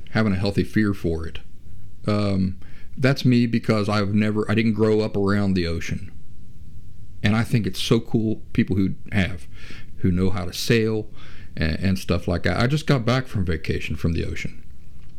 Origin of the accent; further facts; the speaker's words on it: Appalachia, United States; I grew up in Appalachia, as I mentioned last week, in the area where West Virginia, Kentucky, and southeastern Ohio meet